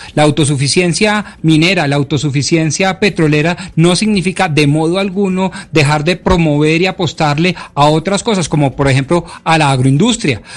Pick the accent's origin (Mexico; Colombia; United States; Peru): Colombia; nosotros como colombianos